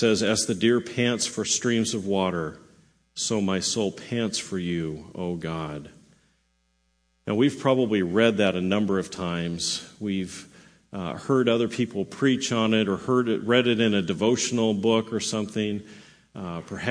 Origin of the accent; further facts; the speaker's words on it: Southern California, United States; I grew up in Southern California